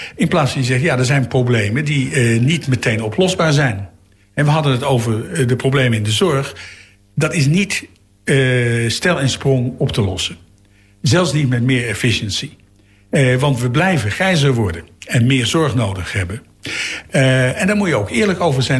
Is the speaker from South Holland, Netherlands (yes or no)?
yes; The Hague, South Holland, Netherlands; als Hagenaars